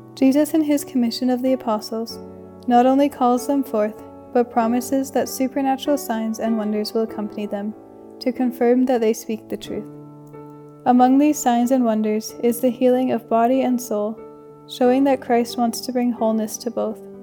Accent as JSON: {"language": "English", "town": "Calgary", "region": "Alberta", "country": "Canada", "moved": "yes", "said": "from Calgary, Alberta, and I'm a second year student at St. Therese."}